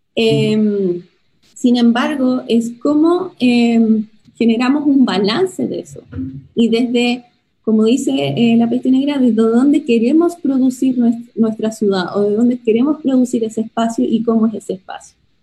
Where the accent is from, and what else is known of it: Chile